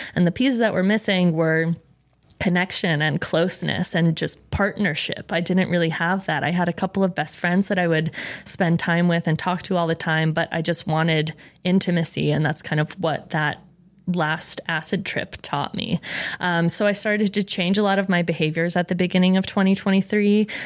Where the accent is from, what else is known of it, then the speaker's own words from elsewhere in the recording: Rhode Island, United States; Rhode Island. Um, I came from a very Italian family